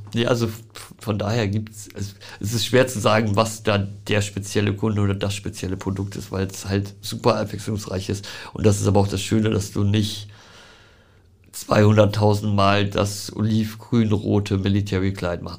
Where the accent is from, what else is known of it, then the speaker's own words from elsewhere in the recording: Hamburg, Germany; ich bin geboren in Großborstel